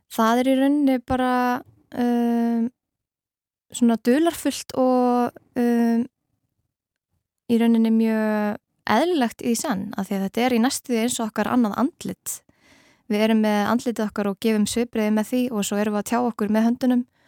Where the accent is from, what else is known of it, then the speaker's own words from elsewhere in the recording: Iceland; við Íslendingar